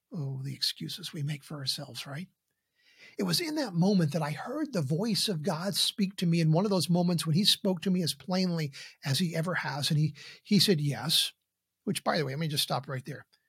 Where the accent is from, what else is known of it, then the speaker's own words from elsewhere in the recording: Columbus, Indiana, United States; my hometown of Columbus, Indiana